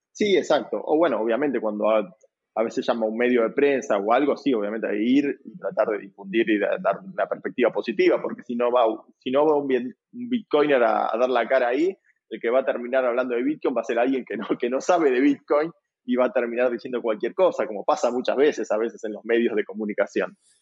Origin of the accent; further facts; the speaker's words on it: Buenos Aires, Argentina; yo soy de Buenos Aires, Argentina